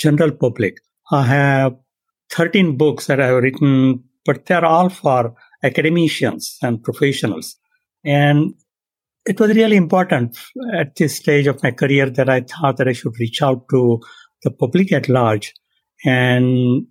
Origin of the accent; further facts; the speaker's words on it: India; now in San Diego, United States; I was born and raised in India